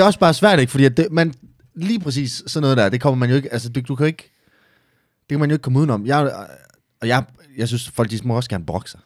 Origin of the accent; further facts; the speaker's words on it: Esbjerg, Southern Denmark, Denmark; moved away as an adult; now in Herning, Denmark; Jeg er oprindeligt fra Esbjerg, så flyttede jeg til Herning